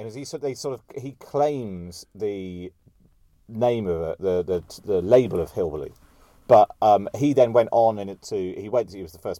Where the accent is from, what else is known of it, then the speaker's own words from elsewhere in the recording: South West England, United Kingdom; And when I'm from Somerset, and a lot of my friends and family from Somerset voted Leave. You know, the West Country in particular was a high vote for Leave.